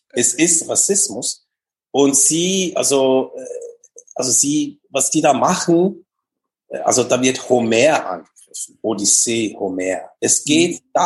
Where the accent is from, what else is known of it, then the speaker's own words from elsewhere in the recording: Switzerland; Genau, bei uns in der Schweiz